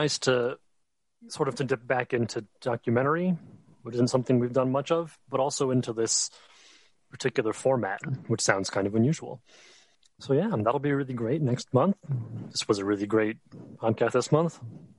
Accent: United States; as an American born in the 90s

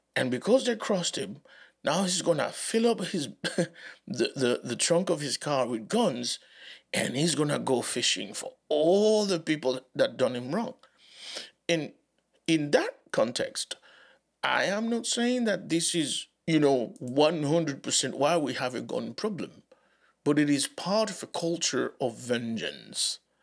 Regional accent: Dominican Republic; English is a second language; moved away; also born or lived in Haiti; Growing up in the Dominican Republic, as, as a Haitian, I, uh, didn't have the accent that people expected me to have

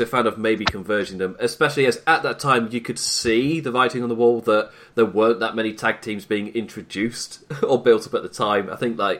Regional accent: United Kingdom; a British man

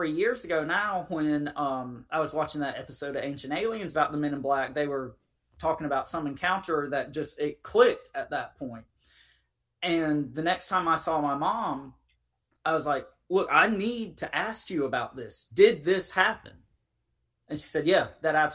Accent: Eastern North Carolina, United States; I grew up in Eastern North Carolina across the river from a very large military base

